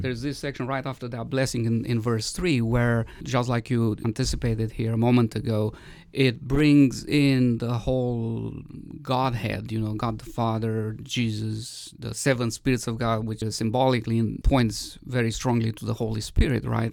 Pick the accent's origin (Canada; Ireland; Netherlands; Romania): Romania; moved away; I grew up in Romania